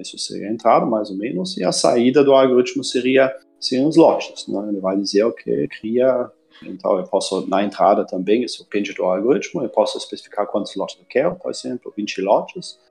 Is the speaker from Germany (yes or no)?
yes; Germany; moved away as an adult; now in Brazil; eu nasci na Alemanha e uh, faz uns uh, ah, 15 anos que eu estou aqui no Brasil.